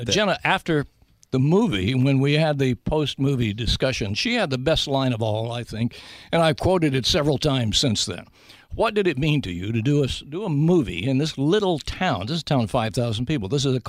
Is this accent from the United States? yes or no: yes; Big Stone Gap, Virginia, United States; The movie is about my hometown.